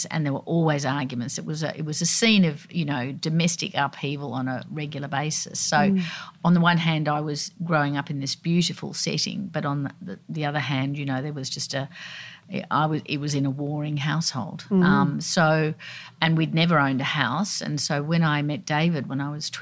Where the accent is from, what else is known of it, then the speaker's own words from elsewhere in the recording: Sydney, New South Wales, Australia; I grew up down at Balmoral Beach